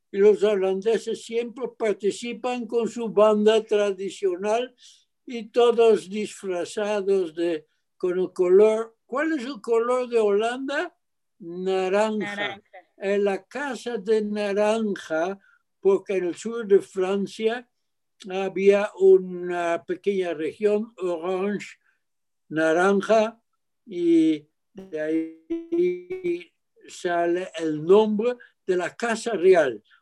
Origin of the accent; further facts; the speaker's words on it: Mexico; born there; vamos a México. México, dije, que ya es mi tierra, ahí nací.